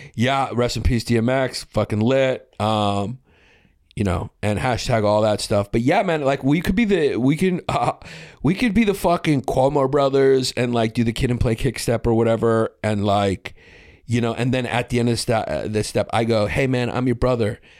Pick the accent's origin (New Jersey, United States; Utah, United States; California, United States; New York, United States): New York, United States; I'm from New York